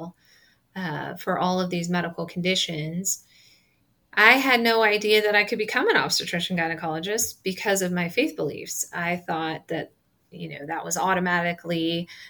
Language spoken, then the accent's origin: English; Nebraska, United States; I'm from Nebraska.